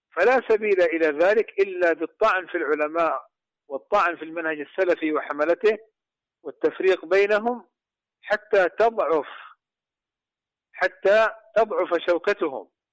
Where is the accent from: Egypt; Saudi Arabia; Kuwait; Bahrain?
Saudi Arabia; عندنا في المملكة العربية السعودية